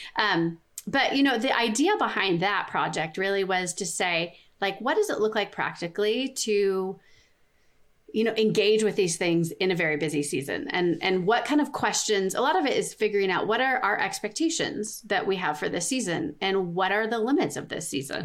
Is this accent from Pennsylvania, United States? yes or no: no; Southern California, United States; moved away as an adult; now in Colorado, United States; we live in Colorado. We moved from Southern California, where we grew up